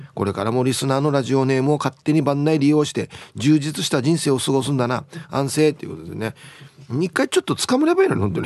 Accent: Maehara High School, Okinawa, Japan; 俺のや出身高校よ最高やしこれ今の嫁ちゃんとも出会って楽しかったってほらね素晴らしい前原高校

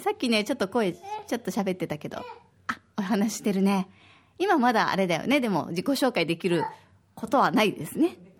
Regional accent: Osaka, Japan; now in Okinawa, Japan; 私は大阪出身で

